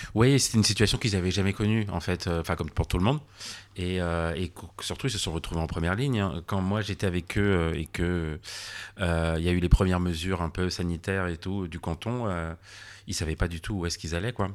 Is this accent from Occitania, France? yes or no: no; near Annecy on the border, Auvergne-Rhône-Alpes, France; also born or lived in Geneva / Paris; je suis franco-suisse. Je suis né en France, j'ai grandi en France, mais depuis à la frontière, ah. vers Annecy et et pas très loin